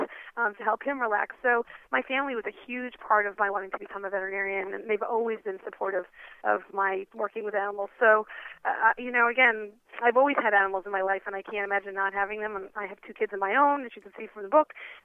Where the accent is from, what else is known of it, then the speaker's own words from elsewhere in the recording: New York City, New York, United States; I grew up in New York City on the eighth story of a high-rise building on the Upper East Side